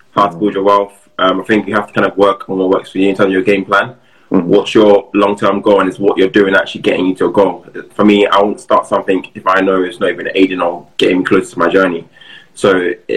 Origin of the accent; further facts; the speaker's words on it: London, United Kingdom; moved away as an adult; also born or lived in Hertfordshire / West Midlands; I was brought up in South East London